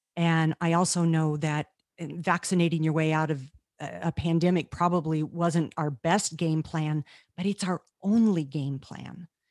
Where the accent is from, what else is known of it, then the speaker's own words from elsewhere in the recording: Carlsbad, New Mexico, United States; I was born in Carlsbad Caverns, New Mexico, where my father was the, um, park naturalist